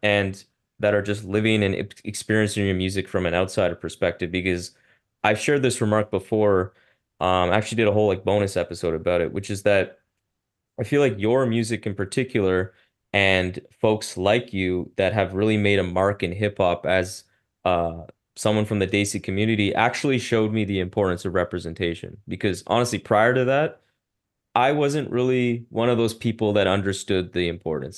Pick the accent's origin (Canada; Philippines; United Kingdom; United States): Canada; Ottawa, Ontario; i grew up in a very white community in ottawa